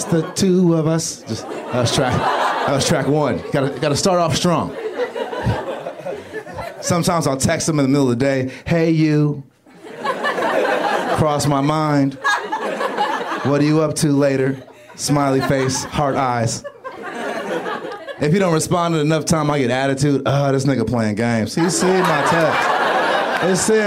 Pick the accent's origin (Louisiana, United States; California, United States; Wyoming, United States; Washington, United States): California, United States; Los Angeles; I'm from South Central, Stocker and Crenshaw.